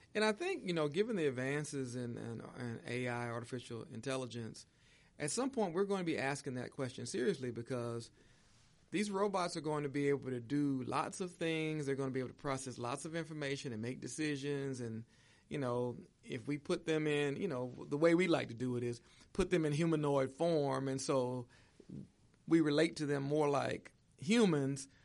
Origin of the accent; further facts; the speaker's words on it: Jacksonville, Florida, United States; moved away as an adult; also born or lived in Indiana; growing up in Jacksonville, Florida